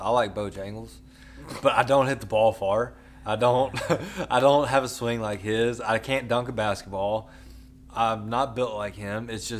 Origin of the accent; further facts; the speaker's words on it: the South, United States; We are from the South. We are from SEC country.